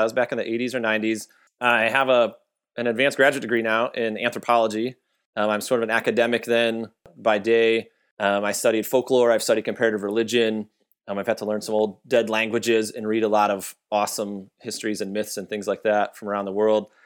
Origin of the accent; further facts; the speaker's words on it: Michigan, United States; now in Texas, United States; I'm from Michigan